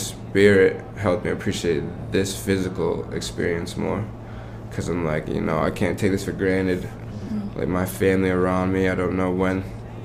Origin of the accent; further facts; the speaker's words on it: Providence, Rhode Island, United States; I'm from Rhode Island, born and raised. I'm from Providence